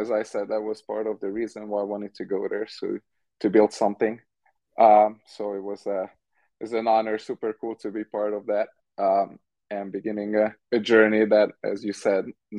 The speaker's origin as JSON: {"language": "English", "country": "Hungary", "moved": "as an adult", "lives_now": "United States", "said": "created an atmosphere that was very different from what I was used to from Hungary."}